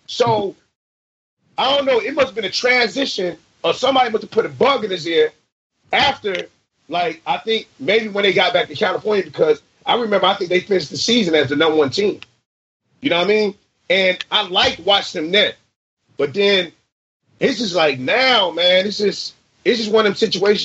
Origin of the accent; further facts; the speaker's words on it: U.S. Virgin Islands; also born or lived in Oklahoma City / Trinidad; now in San Francisco Bay Area, United States; I'm from St. Croix. My mom and them from Trinidad